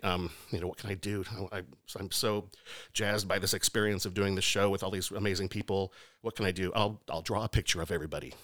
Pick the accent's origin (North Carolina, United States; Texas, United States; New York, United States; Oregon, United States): Oregon, United States; Lebanon; I grew up in Oregon. Yeah, small town called, uh, Lebanon